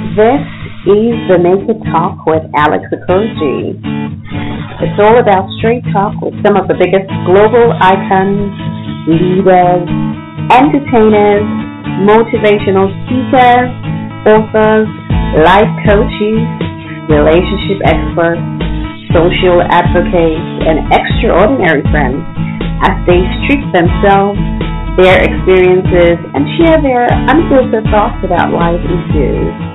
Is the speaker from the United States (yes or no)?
no; Nigeria; also born or lived in Lagos, Nigeria